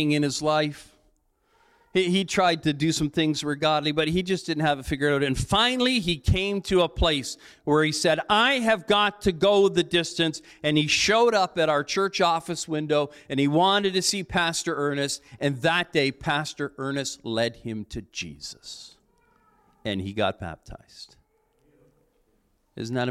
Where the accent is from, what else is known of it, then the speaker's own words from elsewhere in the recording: Cambridge, Ontario, Canada; now in Strathroy, Canada; When I was a kid growing up in Cambridge, I grew up in Cambridge